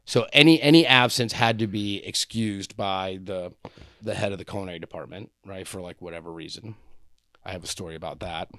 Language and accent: English; New York, United States; I was from New York and my parents, my parents cooked mac and cheese out of a box